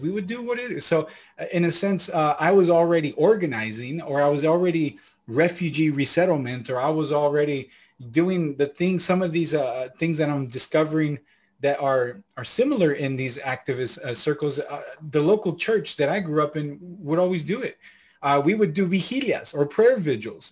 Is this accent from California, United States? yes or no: yes; Santa Ana, California, United States; also born or lived in Lima, Peru; I was born in Lima, Peru, uh, my parents and were there, and then we immigrated up here towards, uh, California when I was a baby